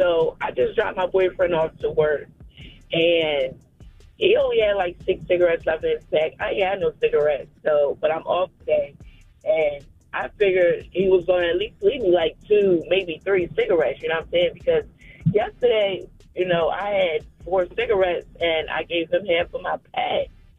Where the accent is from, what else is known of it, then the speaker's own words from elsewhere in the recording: Delaware, United States; I'm from Delaware.